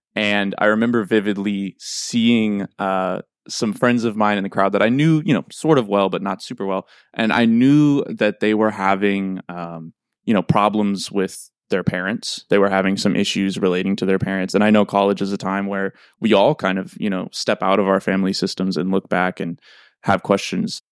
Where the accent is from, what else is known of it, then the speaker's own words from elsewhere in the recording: St. Louis, Missouri, United States; moved away as an adult; also born or lived in New York; I am from Saint Louis, Missouri